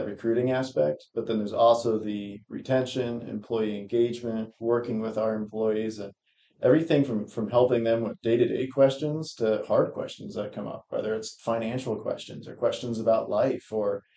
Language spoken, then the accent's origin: English; Maryland, United States; moved away as an adult; also born or lived in Charleston, West Virginia / Colorado; now in York County, Nebraska, United States; I went through K-12 in Maryland, graduated in high school in 2015